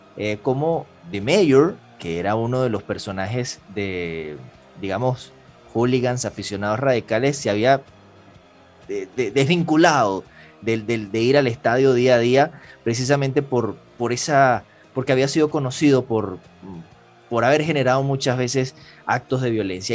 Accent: Venezuela; que somos nacidos en Venezuela

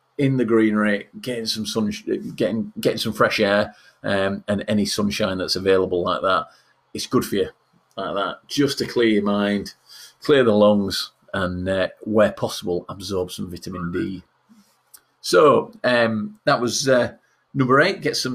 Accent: Yorkshire and the Humber, United Kingdom; accent: Yorkshire; being a Yorkshireman

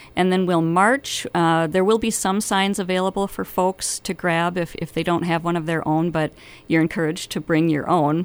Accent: Minneapolis–Saint Paul, Minnesota, United States; moved away as an adult; now in Bemidji, United States; I was originally from the Twin Cities

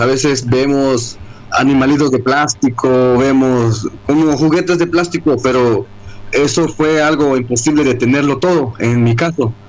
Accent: Amatenango del Valle, Chiapas, Mexico

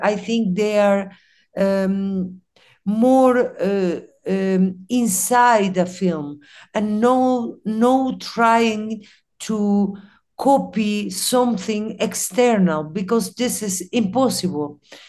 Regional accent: Chile; English is a second language; also born or lived in Costa Rica; now in Mexico; I have a multicultural origin, Arab and Latin America. I grew up in Latin America, in Chile, in Costa Rica. Now I'm living in Mexico.

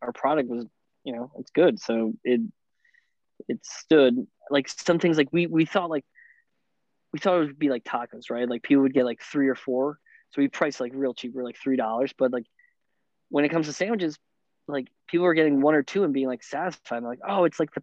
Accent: Bloomfield, New Jersey, United States; also born or lived in Bellmore; I'm from Bloomfield

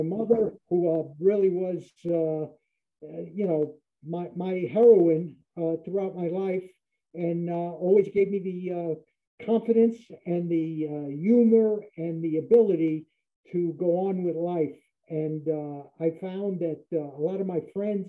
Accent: United States; born or raised there; also born or lived in Germany

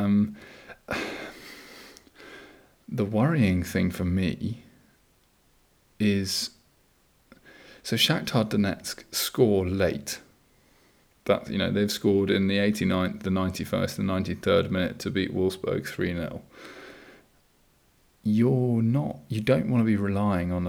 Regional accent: Copenhagen, Capital Region of Denmark, Denmark; born and raised in Copenhagen

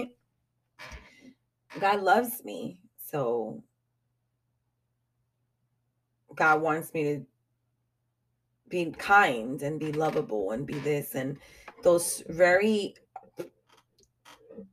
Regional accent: New York, United States; I am a New Yorker at heart.

